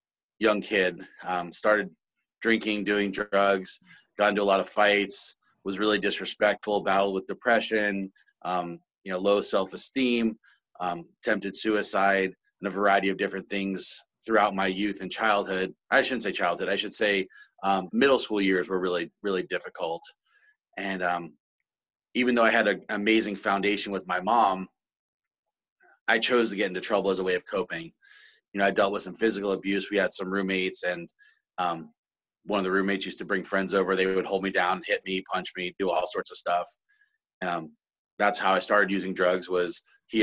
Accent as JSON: {"language": "English", "region": "South Florida", "country": "United States", "tie": "born or raised there", "also_born_or_lived": "Brooklyn, New York", "moved": "yes", "lives_now": "Vancouver, Washington, United States", "said": "I was born in Brooklyn, New York, and grew up in South Florida the majority of my life"}